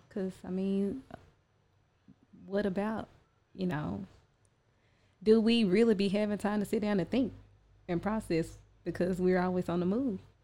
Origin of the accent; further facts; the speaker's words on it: Chattanooga, Tennessee, United States; I am originally from Chattanooga, Tennessee.